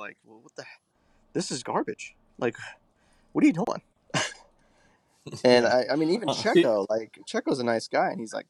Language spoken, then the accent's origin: English; United States; us as American fans